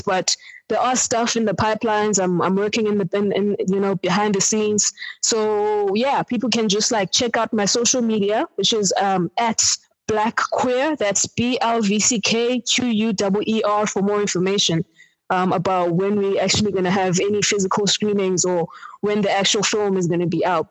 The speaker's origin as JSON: {"language": "English", "region": "Eastern Cape", "country": "South Africa", "moved": "yes", "lives_now": "Johannesburg, South Africa", "said": "I'm from the Eastern Cape um, originally, and currently based in Johannesburg"}